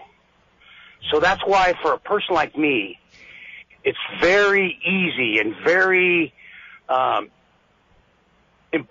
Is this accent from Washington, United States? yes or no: no; California, United States; moved away as an adult; now in Tennessee, United States; I'm 60 years old. I was born in California. Yeah. I migrated to Tennessee 22 years ago.